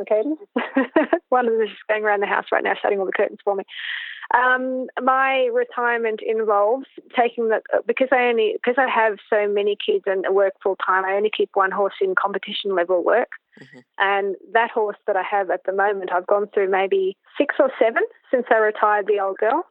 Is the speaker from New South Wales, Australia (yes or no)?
no; Canberra, Australian Capital Territory, Australia; also born or lived in New Zealand; I was born in Canberra and raised in Canberra. I've been here now for 45 out of the 47 years, the other two being in New Zealand.